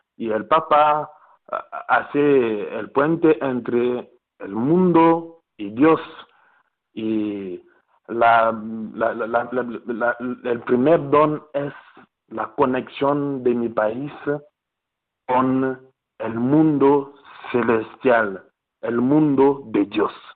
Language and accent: Spanish; DR Congo; Spanish is a second language; moved away